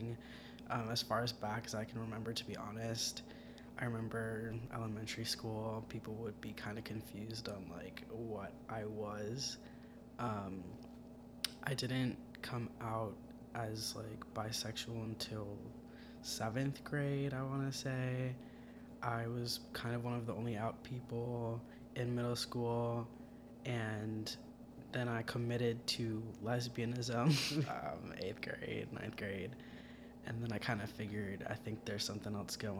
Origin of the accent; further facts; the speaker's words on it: South Florida, United States; moved away as an adult; I'm from South Florida